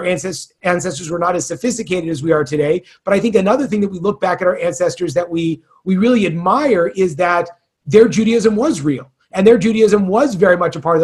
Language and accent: English; California, United States; moved away; I'm from California